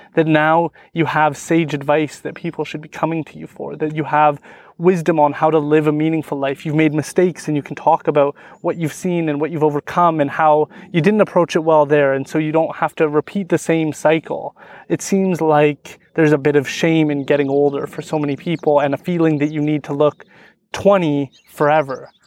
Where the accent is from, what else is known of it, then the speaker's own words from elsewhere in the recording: Stó:lō Nation, British Columbia, Canada; I'm from the Stolo Nation, so we, we're really into fishing salmon